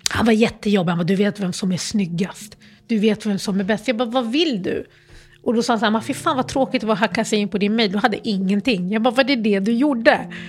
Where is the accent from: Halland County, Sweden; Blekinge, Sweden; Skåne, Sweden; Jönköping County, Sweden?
Skåne, Sweden; Malmö; moved away; Och, så då växte jag upp i Malmö. Och jag flyttade från Malmö för typ 19 år sedan.